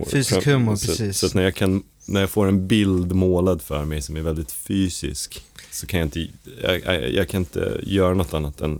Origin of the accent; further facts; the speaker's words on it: United States; För jag är amerikan så för mig betyder det någonting